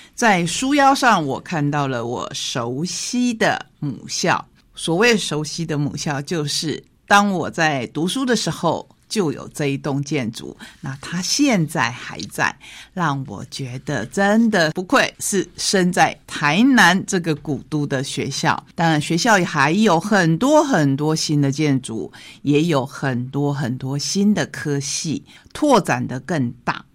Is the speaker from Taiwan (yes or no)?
yes; Taitung County, Taiwan; also born or lived in Tainan; 跟着现在我们台东的国本农场的王家移民到了台东